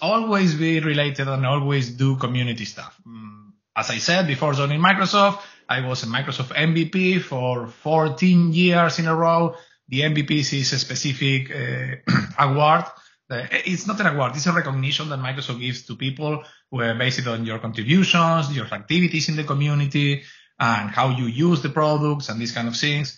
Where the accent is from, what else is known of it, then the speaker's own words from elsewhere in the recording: Argentina; English is a second language; moved away as an adult; also born or lived in Spain; now in Canada; born and raised in Argentina, moved to Spain in the early 2000s and moved to Canada on 5 or 6 years ago